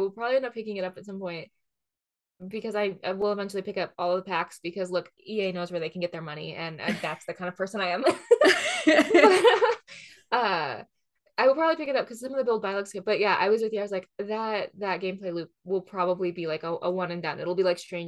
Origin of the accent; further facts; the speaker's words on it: outside of Seattle, Washington, United States; I grew up outside of Seattle